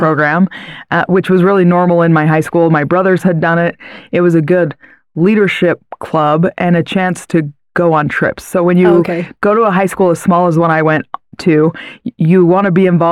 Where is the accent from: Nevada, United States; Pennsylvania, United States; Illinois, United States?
Nevada, United States; Hiko; also born or lived in Cedar City, Utah; now in Utah, United States; I grew up in a little teeny tiny town in Nevada. It's called Hyco, Nevada.